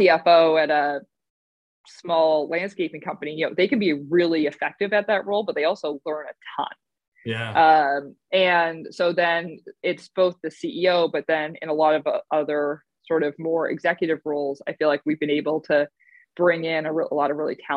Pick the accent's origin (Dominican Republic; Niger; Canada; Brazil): Canada; moved away; I grew up in Canada